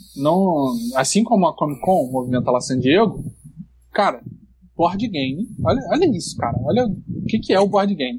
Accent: Brazil; o cara perguntou de onde você é. Eu falei, pô, do Brasil

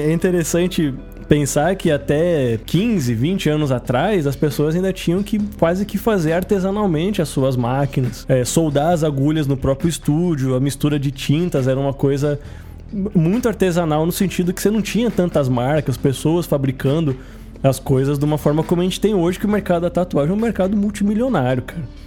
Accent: Santos, São Paulo, Brazil; eu venho da cidade que é a origem da tatuagem no Brasil, eu sou de Santos

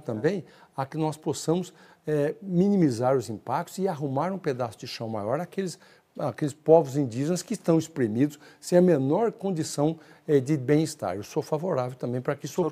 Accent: northern Paraná, Brazil; moved away; also born or lived in Mato Grosso; mais ou menos ali na região onde nasci, no norte do Paraná

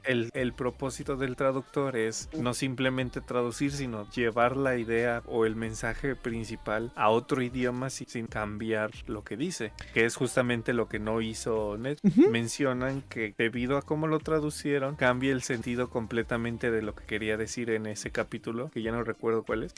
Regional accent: Mexico; lo que usamos aquí en México

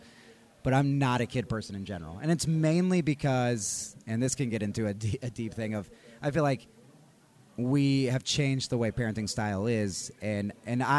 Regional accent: Texas, United States; now in Colorado, United States; I'm from Texas

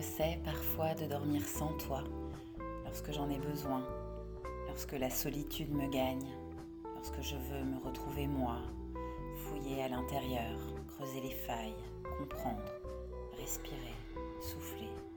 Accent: France; now in Tunisia; Je suis française et j'habite en Tunisie

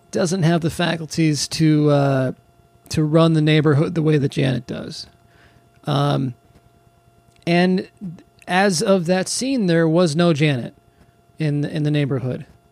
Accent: California, United States; I grew up in California

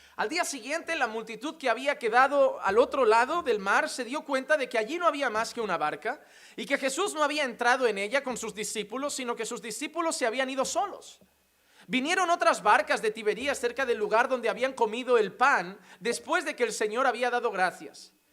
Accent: Spain; now in Sant Vicenç dels Horts, Spain; como decimos en España

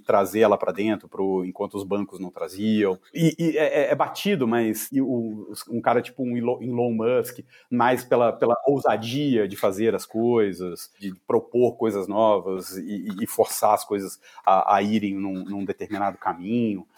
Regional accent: Juiz de Fora, Minas Gerais, Brazil; eu sou de Juiz de Fora, de Minas.

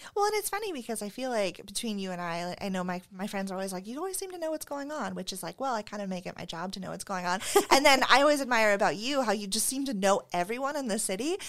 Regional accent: Phoenix, Arizona, United States; moved away as an adult; now in Spokane, United States; I grew up in Phoenix

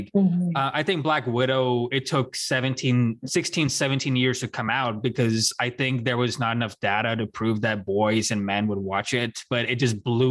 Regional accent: India; moved away; So back in India, I grew up in India

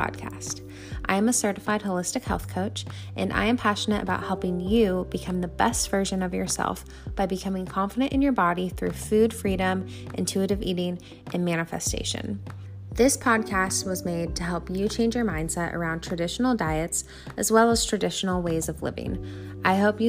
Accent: California, United States; moved away as an adult; also born or lived in Arizona; now in Canada; I grew up in a small town in California. I lived there until I was 21 years old.

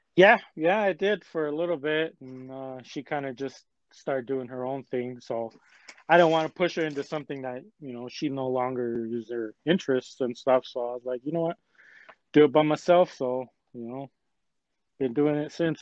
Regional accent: Salt Lake City, Utah, United States; I'm a local man. I'm from Salt Lake

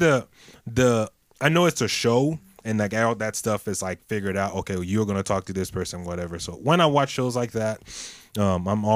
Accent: Côte d’Ivoire; now in Donaldson, United States; I grew up in Ivory Coast in Africa

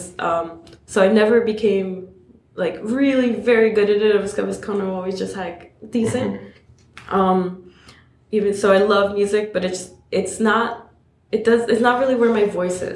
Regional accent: New York City, New York, United States; I grew up in Queens

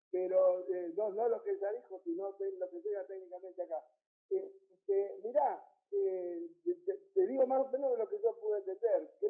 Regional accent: Argentina; nosotros somos argentinos, ganamos el peso

